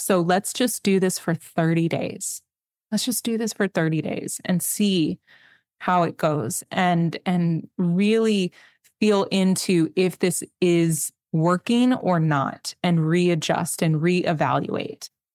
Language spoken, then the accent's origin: English; McAllen, Texas, United States; I'm from South Texas. I'm from McAllen. I'm from the Valley